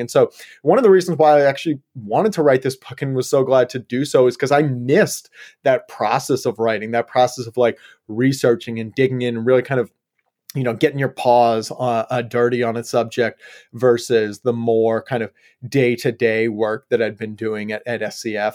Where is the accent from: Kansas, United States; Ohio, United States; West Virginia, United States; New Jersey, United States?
Ohio, United States; Yellow Springs; born or raised there; moved away as an adult; also born or lived in Colorado / California; now in Portland, United States